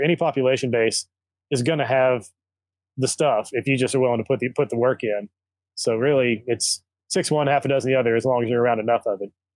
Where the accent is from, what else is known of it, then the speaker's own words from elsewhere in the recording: Arkansas, United States; moved away; also born or lived in Kentucky; I grew up in Arkansas, lived in Kentucky for ten years